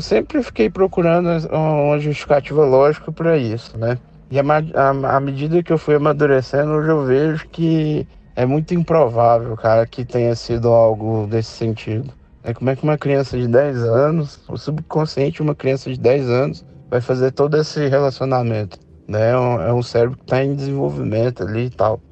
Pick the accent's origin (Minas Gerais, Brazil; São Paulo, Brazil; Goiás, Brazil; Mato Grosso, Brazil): Goiás, Brazil; Goiânia; sou daqui de Goiânia